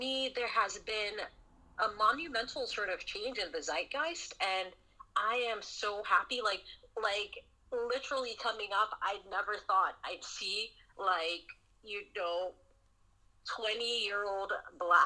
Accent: Sierra Leone; also born or lived in Southern United States; now in United States; I grew up in Sierra Leone, West Africa. I grew up, you know, during the Civil War

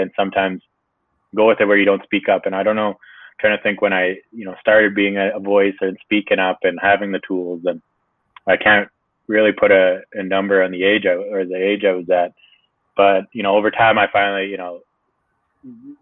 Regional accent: Wetaskiwin, Alberta, Canada; also born or lived in Maskwacis (Bear Hills) reservation, Alberta / Hanover, New Hampshire, United States; I lived there till I was about 6 or 7, grew up on a ranch there on the reservation. And then when my parents split up, I moved with my mother and one of my brothers. I have 5 brothers, one of my brothers to Wetaskiwin

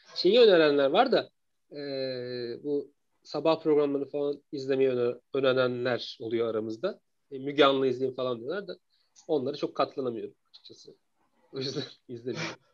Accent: Eskişehir, Turkey; 86 yılında Eskişehir'de dünyaya geldim.

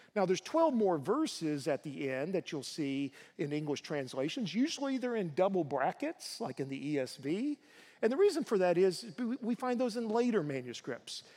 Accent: United States; As American Christians

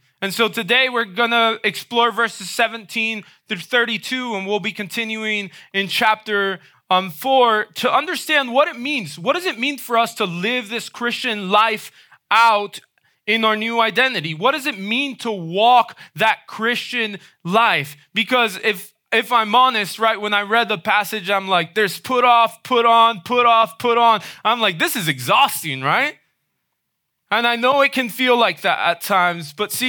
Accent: Dominican Republic; moved away; Many of you know I grew up in the Dominican Republic, right? At around age 8, I moved over to the Dominican Republic. My parents were missionaries there.

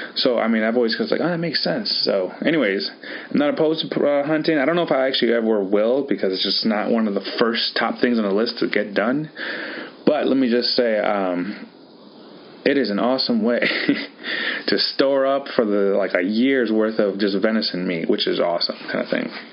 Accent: Wisconsin, United States; also born or lived in California; Very proud Wisconsinite

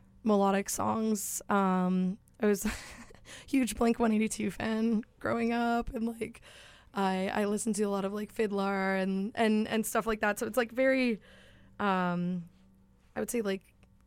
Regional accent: Stonewall, Manitoba, Canada; I grew up in Stonewall, so only, like, 30 minutes away

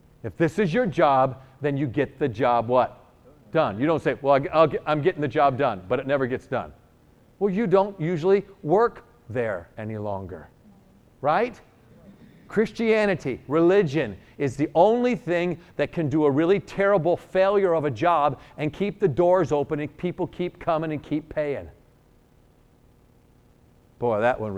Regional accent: New York, United States; I'm a New Yorker

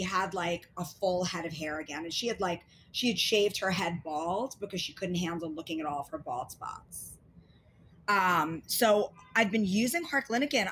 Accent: New York City, New York, United States; I'm from Queens. We're both outer borough girls.

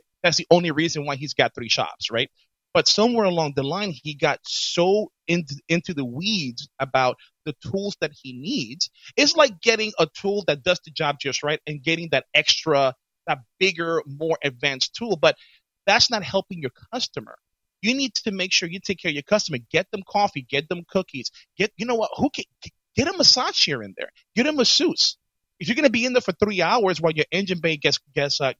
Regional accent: New York City, New York, United States; when I was growing up in the Bronx

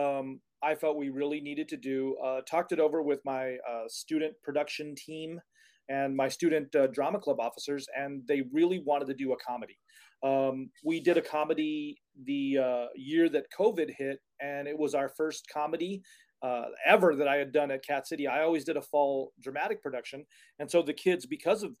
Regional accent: Cathedral City, California, United States; also born or lived in Palm Springs, California / Washington State; I actually was born and raised in Palm Springs. Actually, we lived in Cathedral City in the Letter Streets up off the Cove

